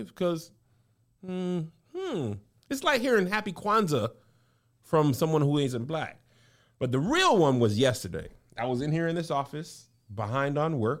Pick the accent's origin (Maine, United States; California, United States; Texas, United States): Texas, United States; El Paso; I grew up in Texas, but El Paso is very different than other parts of Texas